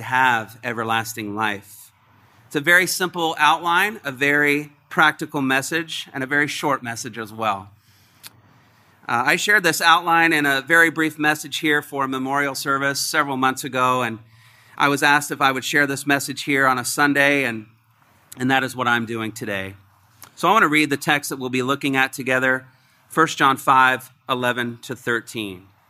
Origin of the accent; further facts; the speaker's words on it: Indiana, United States; moved away; I'm from Indiana, the Great Midwest.